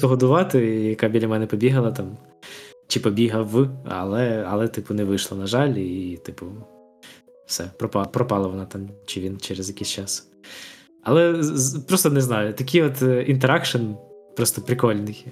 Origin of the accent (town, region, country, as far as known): Ukraine